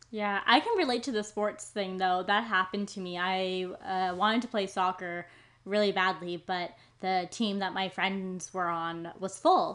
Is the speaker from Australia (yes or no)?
no; Maple Ridge, British Columbia, Canada; I'm from Maple Ridge.